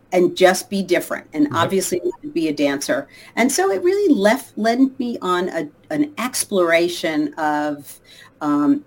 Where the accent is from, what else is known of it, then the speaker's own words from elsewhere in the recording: Long Island, New York, United States; moved away as an adult; now in Los Angeles, United States; I grew up in Long Island outside of New York